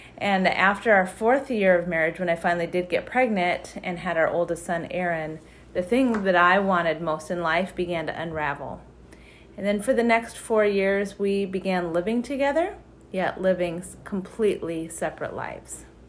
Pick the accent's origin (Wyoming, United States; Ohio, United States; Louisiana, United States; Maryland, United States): Wyoming, United States; moved away as an adult; now in Chaska, United States; I grew up in the state of Wyoming in just a really very stable, loving military home